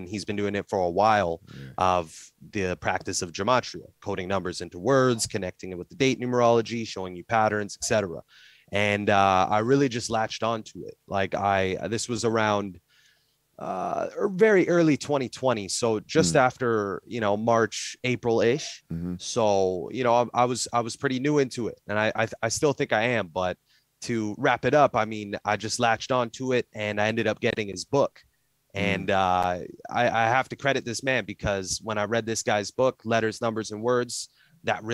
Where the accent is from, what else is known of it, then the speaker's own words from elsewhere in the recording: Canada; I'm from Canada